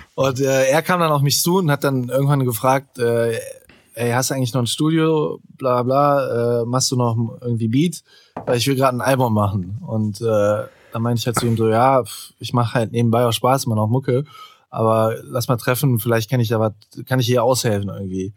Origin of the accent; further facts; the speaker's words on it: Solingen, North Rhine-Westphalia, Germany; ich komme ja aus Soling